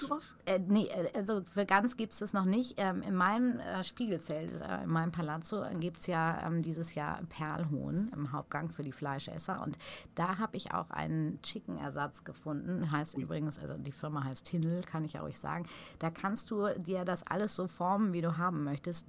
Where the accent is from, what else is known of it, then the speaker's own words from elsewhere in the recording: Stukenbrock, North Rhine-Westphalia, Germany; now in Hamburg, Germany; da, wo ich groß geworden bin, zwischen Paderborn und Bielefeld, also genau in Stukenbrock